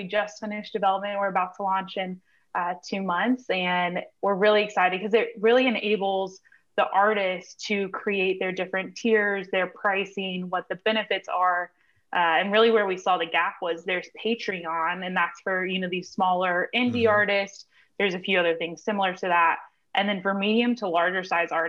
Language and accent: English; Nashville, Tennessee, United States; I grew up in Nashville